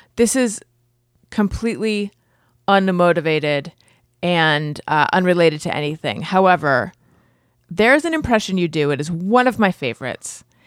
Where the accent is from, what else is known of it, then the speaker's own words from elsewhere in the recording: Orange County, California, United States; I grew up in Orange County, and that is where shitheads are